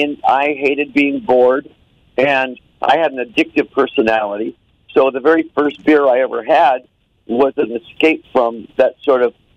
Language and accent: English; Phoenix, Arizona, United States; also born or lived in Detroit, Michigan / Los Angeles; I was born right downtown. I lived in East Detroit. I left there when I was 10 years old because I had asthma so bad. So I had to get out of that wet, cold climate. Went to Arizona, and Arizona is where I grew up